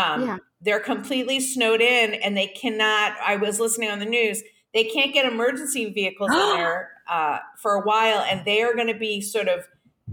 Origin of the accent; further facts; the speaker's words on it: Boston, Massachusetts, United States; also born or lived in Ventura County, California; now in California, United States; I'm from Boston, so I'm used to snow